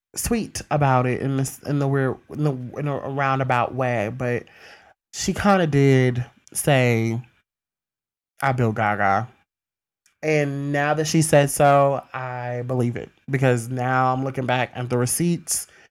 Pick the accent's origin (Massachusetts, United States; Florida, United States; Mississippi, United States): Mississippi, United States; my hometown, Mississippi